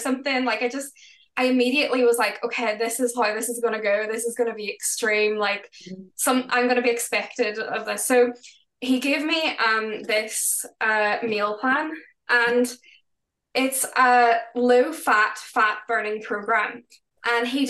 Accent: Northern Ireland, United Kingdom; we're from Northern Ireland

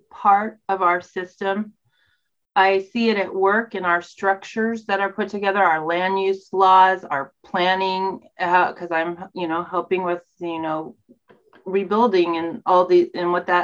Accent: the South, United States; now in Eugene, United States; I was raised in the South

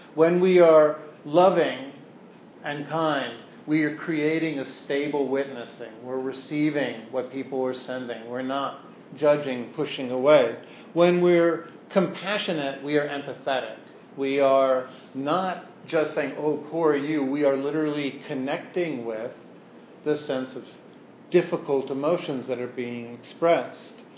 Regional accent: New York City, New York, United States; my growing up on the Lower East Side

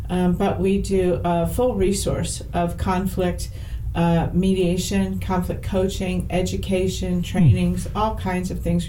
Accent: St. Louis, Missouri, United States; I was born and raised in St. Louis, North City, North County area. I left for a while. I came back.

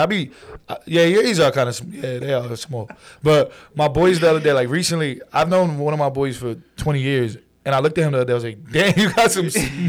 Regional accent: Brooklyn, New York, United States; also born or lived in New Jersey; So, I was born in Brooklyn, raised somewhat over there. Mm-hmm. We ended up moving to Jersey. I went through like first to third grade over there. And then we moved back to Brooklyn.

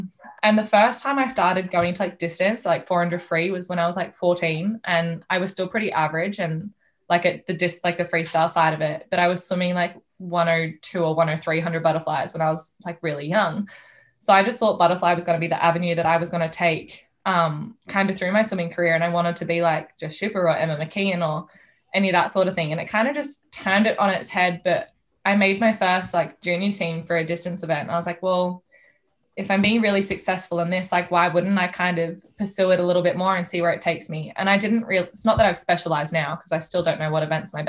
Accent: New South Wales, Australia; So I'm from New South Wales and I'm not going to be able to see my pa, which is sad, or my mum's sister.

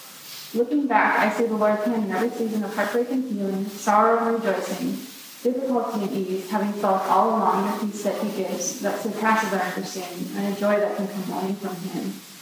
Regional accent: Greenville, South Carolina, United States; now in Minnesota, United States; As Bailey said, I grew up in Greenville, South Carolina, and everyone wonders how you were from South Carolina to Minnesota.

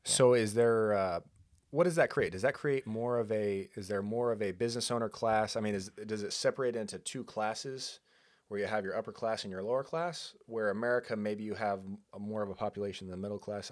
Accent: San Luis Obispo County, California, United States; moved away; I grew up in San Luis Obispo County

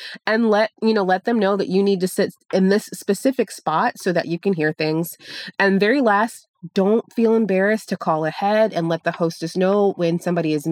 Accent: Chicago, Illinois, United States; now in Florida, United States; I'm from Chicago, and I used to go to the Field Museum all the time

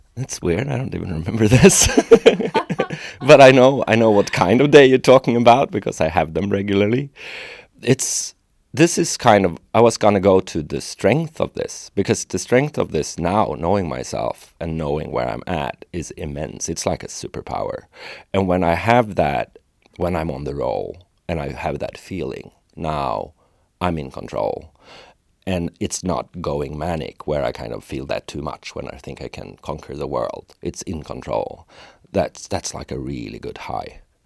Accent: Sweden; a lot of Swedes are really talented. We're good at things as a culture

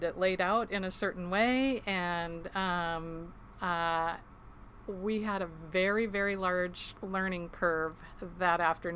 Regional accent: Ketchikan, Alaska, United States; I was born and raised in Ketchikan, Alaska

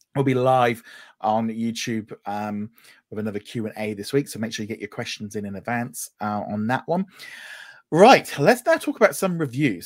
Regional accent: United Kingdom; I'm British

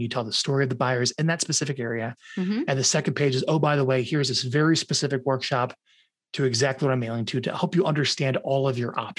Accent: Omaha, Nebraska, United States; moved away as an adult; also born or lived in Long Branch, New Jersey; my parents got out and moved to Omaha, Nebraska when I was 4. And then I stayed in Omaha. And then I turned 27. I got out.

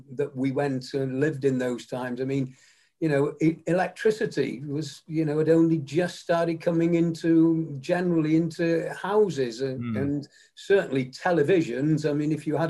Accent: Macclesfield, North West England, United Kingdom; also born or lived in St Annes-on-Sea; then we moved to Macclesfield when I was only 3 years of age

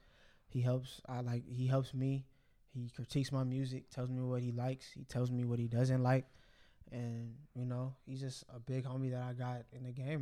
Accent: Bellflower, California, United States; the area I grew up in Bellflower

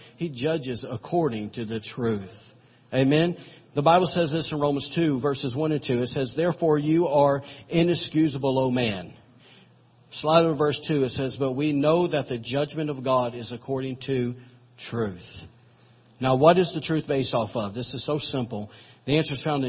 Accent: Alabama, United States; I'm from Alabama

